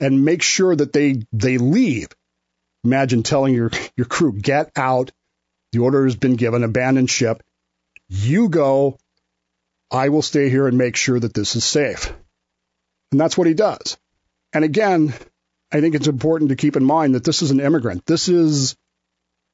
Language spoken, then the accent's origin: English; Utah, United States; moved away as an adult; I grew up in Utah. I consider myself for many years to be a Utahn.